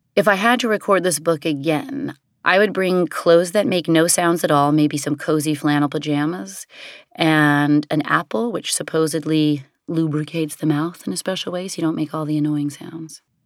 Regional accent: New York City, New York, United States; growing up in the Chelsea Hotel and really the sort of vibe of downtown New York City in the seventies and eighties

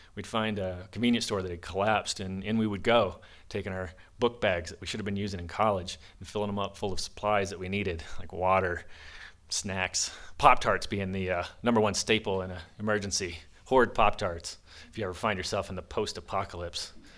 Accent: the South, United States; now in Monticello, Utah, United States; I grew up in the South

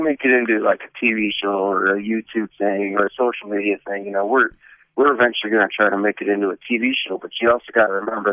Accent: Davenport, Iowa, United States; I'm from Davenport, Iowa.

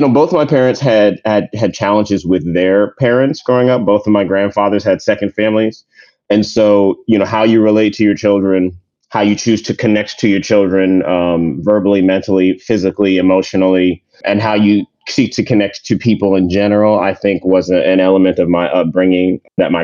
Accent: United States; also born or lived in New York / Maryland / Jamaica (family); I'm a first generation American. My family, we're from Jamaica. So my brothers and I were born here in New York and in Maryland, near Washington, D.C.

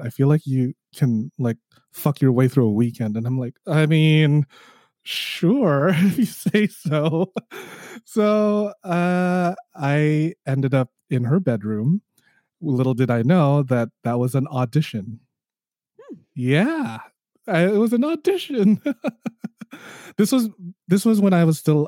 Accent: Toronto, Ontario, Canada; I am hailing from Toronto, Canada

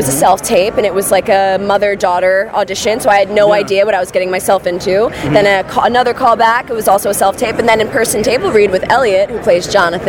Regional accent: Philadelphia, Pennsylvania, United States; moved away; I'm also from Philly, born and raised, so it's really nice to be so close to home.

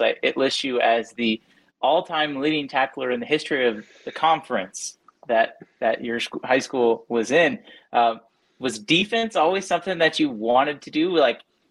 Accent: Kansas City, United States; I'm from Kansas City

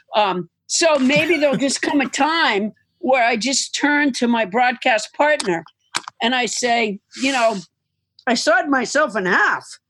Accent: Massachusetts, United States; I'm from Massachusetts

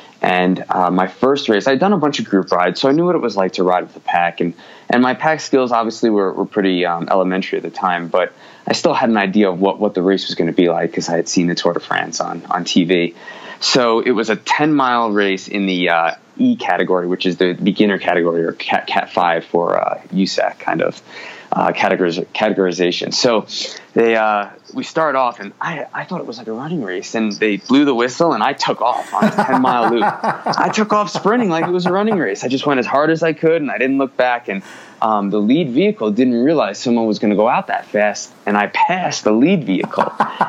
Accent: New York, United States; accent: New York; My New York accent is slipping away a little by little. I married a Midwestern woman who is diluted my accent a little bit, but it's still there every now and then. But I did grow up in the Northeast

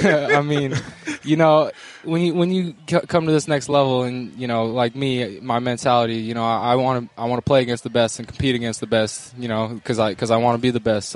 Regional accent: Bellingham, Washington, United States; Yeah, Bellingham.

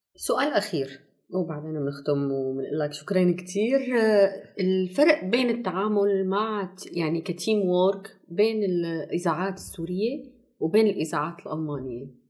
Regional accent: Syria; عندنا بسوريا

